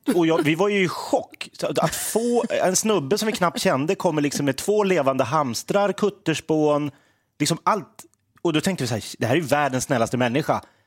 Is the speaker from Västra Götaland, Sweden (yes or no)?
no; Järfälla, Stockholm County, Sweden; also born or lived in Sundsvall; now in Gävle, Sweden; jag är uppvuxen, eh, i Järfälla utanför Stockholm